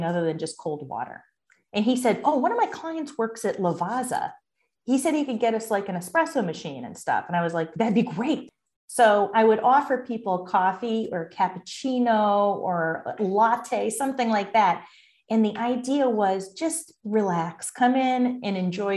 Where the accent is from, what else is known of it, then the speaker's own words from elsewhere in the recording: Bristol, Connecticut, United States; moved away as an adult; also born or lived in Boston; I grew up in Bristol, Connecticut, which was when I, at the time I was growing up, it was a factory town